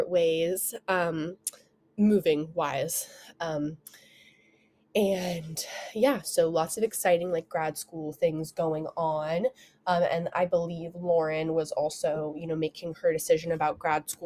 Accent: Oregon coast, United States; I'm from Oregon. If you don't know, I was born and raised on the Oregon coast.

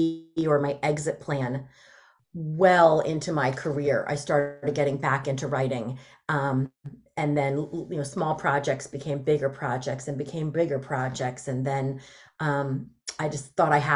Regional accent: New Jersey, United States; also born or lived in Delaware; I'm from Jersey. I'm a Jersey girl

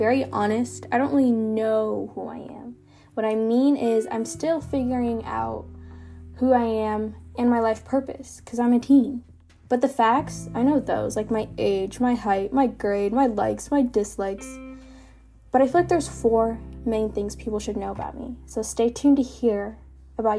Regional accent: United States; accent: American; also born or lived in Kenya; growing up in the United States as an immigrant

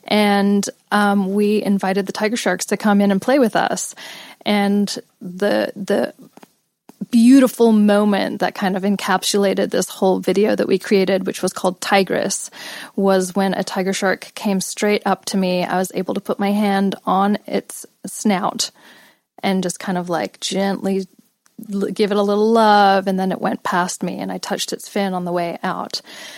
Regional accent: Los Angeles, California, United States; also born or lived in England / India / Australia; I was born in England, grew up in Los Angeles, then spent years in India in a meditation ashram, then moved to Australia, which I spent most of my life, and then came back to LA 10 years ago.

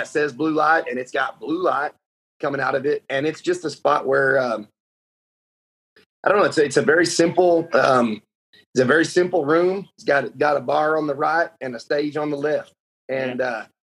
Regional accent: Lubbock, Texas, United States; we're from here. We're from Lubbock, where Texas Tech is at.

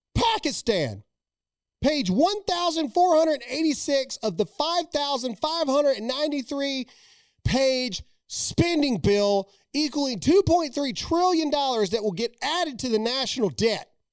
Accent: United States; I am an American.

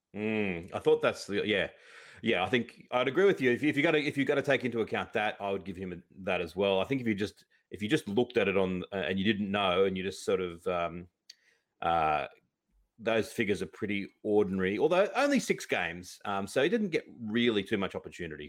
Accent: Australia; I grew up in Australia

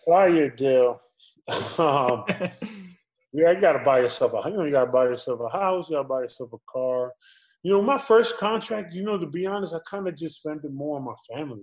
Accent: New York, United States; I was born and raised in New York

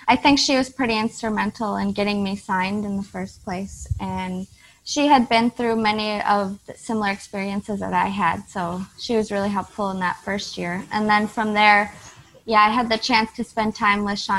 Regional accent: United States; moved away as an adult; also born or lived in Netherlands; Being American

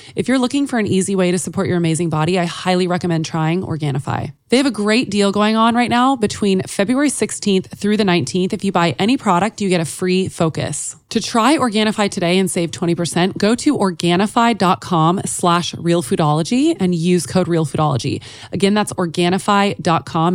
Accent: Texas, United States; as a Texan

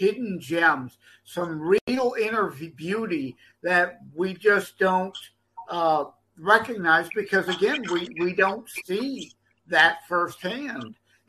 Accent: Detroit, Michigan, United States; I'm from the Detroit area, so I spend a lot of time over in Ontario, Canada

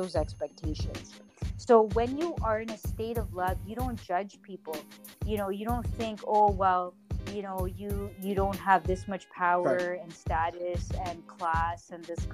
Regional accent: Canada; also born or lived in Toronto; I'm in Toronto, you know, you're American, I'm Canadian

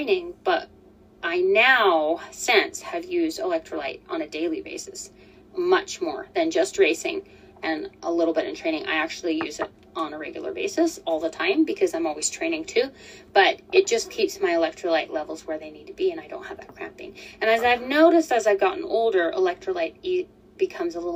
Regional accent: Colorado, United States; moved away as an adult; also born or lived in Utah; I'm from Colorado.

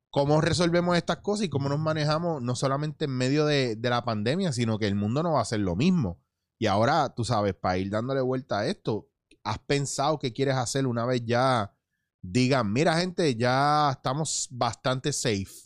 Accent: New York, United States; born there; no, no, papi, no, no, yo soy puertorriqueño y soy americano, pues yo nací en el Bronx, New York, ¿me

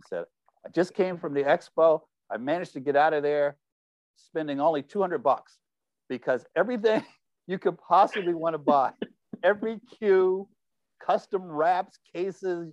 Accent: Philadelphia, Pennsylvania, United States; I grew up in North Philadelphia.

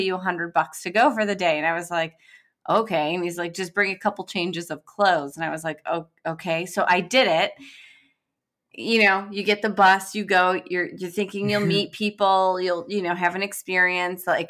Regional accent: Detroit, Michigan, United States; I'm from Detroit

